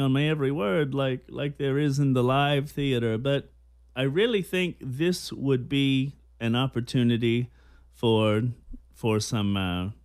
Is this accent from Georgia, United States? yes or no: yes; Georgia, United States; moved away as an adult; also born or lived in New York City, United States; now in Los Angeles, United States; I grew up in Gaybird, Georgia